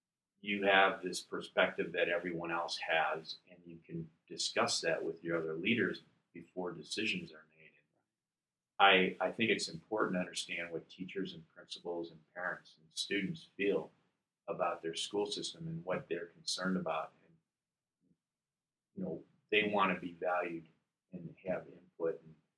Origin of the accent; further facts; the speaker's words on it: Illinois, United States; I'm from Illinois with 6,200.